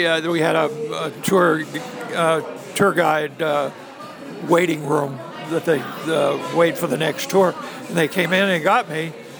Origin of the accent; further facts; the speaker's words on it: Boston, Massachusetts, United States; accent: Boston; by the time I finished with that, with being a tour guide, got rid of my Boston accent.